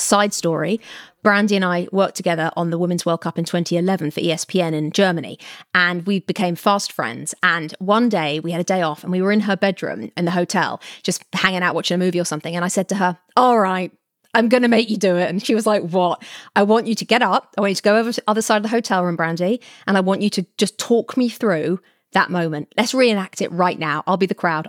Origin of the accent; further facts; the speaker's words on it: England, United Kingdom; moved away as an adult; now in California, United States; growing up in England